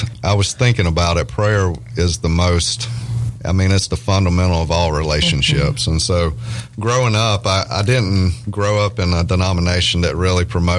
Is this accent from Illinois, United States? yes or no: no; Louisiana, United States; accent: redneck hillbilly; also born or lived in Nashville; I'm from a small town in Louisiana, as you may can hear in my accent.